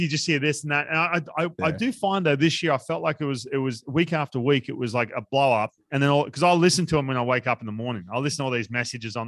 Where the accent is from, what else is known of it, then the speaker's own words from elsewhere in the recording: Australia; now in United States; I'm Australian